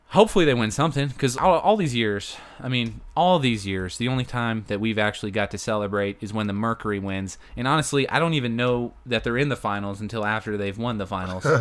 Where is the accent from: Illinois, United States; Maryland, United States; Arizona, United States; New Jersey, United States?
Arizona, United States; now in Texas, United States; Arizona, back in my hometown